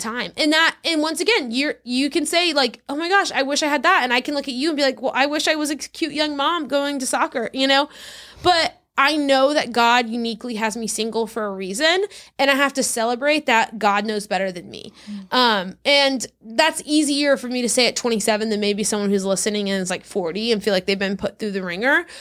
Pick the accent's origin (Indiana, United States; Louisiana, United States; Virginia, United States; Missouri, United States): Louisiana, United States; South; moved away as an adult; also born or lived in Texas; now in Orlando, United States; I grew up in South Louisiana, then I went to Baylor in Texas, and then I graduated and moved to Orlando, Florida.